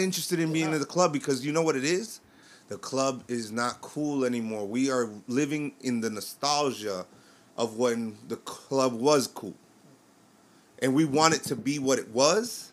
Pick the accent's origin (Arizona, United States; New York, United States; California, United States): New York, United States; I'm from New York.